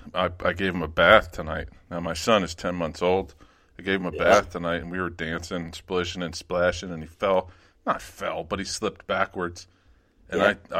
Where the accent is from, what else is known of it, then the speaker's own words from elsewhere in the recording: New Jersey, United States; Where I grew up, it's my county jail.